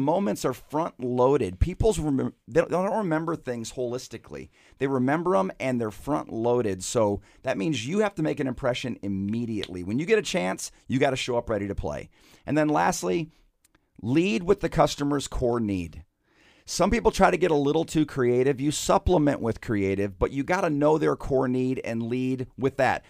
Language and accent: English; Michigan, United States; moved away as an adult; also born or lived in Lynchburg, Virginia; I was born and raised in Michigan